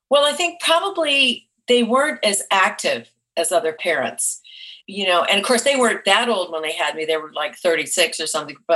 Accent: New England, United States; also born or lived in Vermont / Massachusetts / Rhode Island; Well, I was born in Vermont, but I lived there a very short time. I lived all over New England, outside of Boston, Massachusetts, and then outside of Providence, Rhode Island.

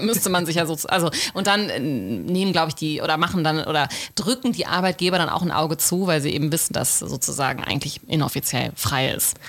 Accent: Germany; wie bei uns in Deutschland

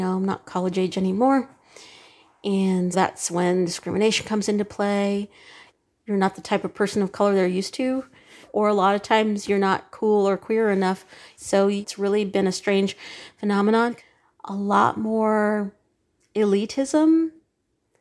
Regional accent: Southern California, United States; I'm from Southern California

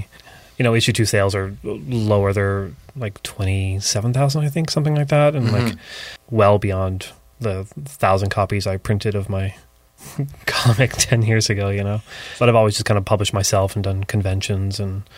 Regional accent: Barrie, Ontario, Canada; now in Toronto, Canada; I mean, when I moved to Toronto, it was like 13, 14 years ago now.

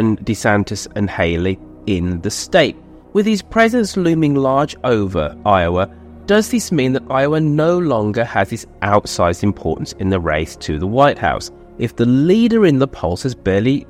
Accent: United Kingdom; As a Brit

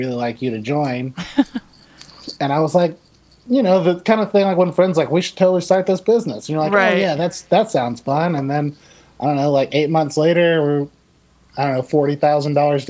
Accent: Savannah, Georgia, United States; moved away as an adult; now in Texas, United States; I grew up in Savannah, Georgia.

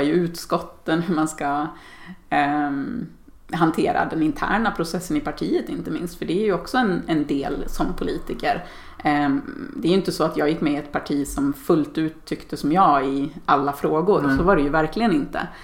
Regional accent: Dalarna County, Sweden; Jag är uppväxt i Dalarna och, och bor där igen på min barndomsö

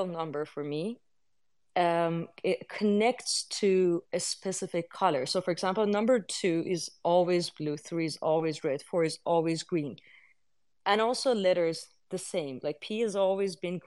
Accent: Iran; moved away; I come from Iran, which is in the Middle East.

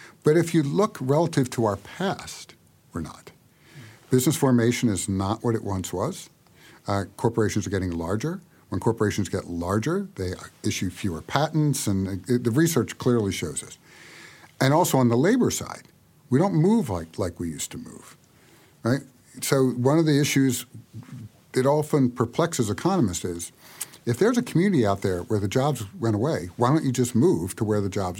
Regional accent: United States; we in the U.S.

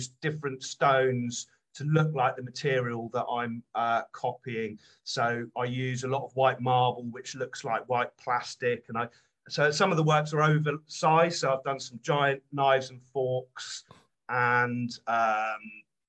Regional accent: Devon, South West England, United Kingdom; moved away as an adult; also born or lived in London; now in West Somerset, United Kingdom; I'm from Devon, actually, but I lived and studied in London for quite a while.

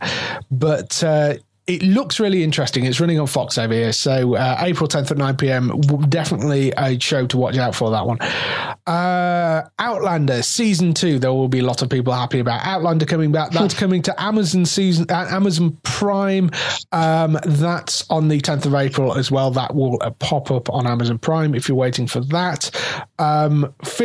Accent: England, United Kingdom; we're English.

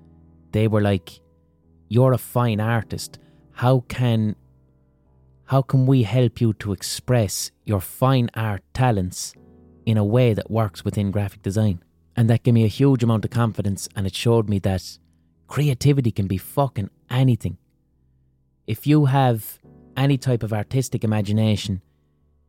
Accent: Ireland

